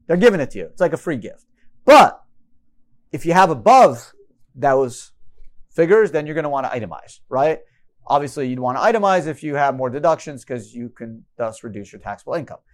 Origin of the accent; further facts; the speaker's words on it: Canada; moved away; I grew up in Canada.